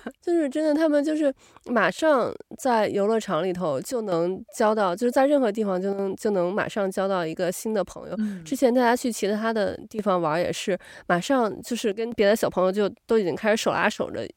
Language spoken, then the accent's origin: Chinese; China; moved away; 咱们从小在中国长大的嘛，就我，我，我反而会觉得有点儿尴尬，就是跟不认识的人